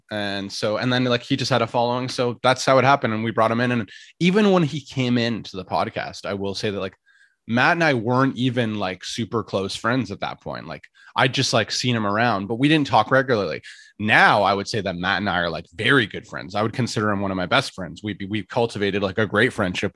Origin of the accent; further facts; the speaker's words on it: Ottawa, Ontario, Canada; moved away as an adult; now in Toronto, Canada; I was born in Ottawa